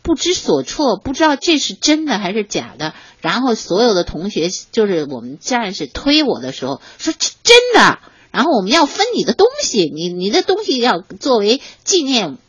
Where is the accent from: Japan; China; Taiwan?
Japan; born there; 中央领导就是让我回回日本，因为我是出生在日本的。